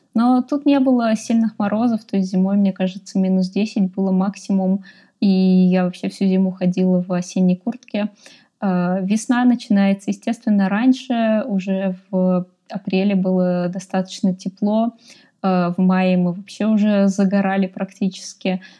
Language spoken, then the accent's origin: Russian; Russia; moved away as an adult; now in Austria; я вообще решила из России уезжать